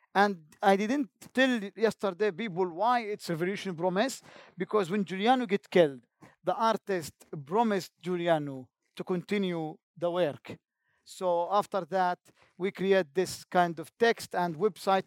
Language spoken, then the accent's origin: English; Jenin, West Bank, Palestine; English is a second language; I am from Jenin camp